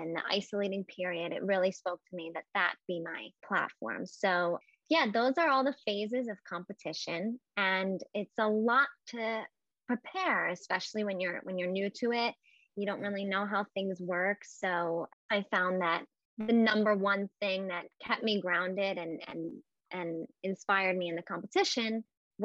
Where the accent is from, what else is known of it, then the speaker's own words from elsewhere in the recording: near Atlantic City, New Jersey, United States; growing up near Atlantic City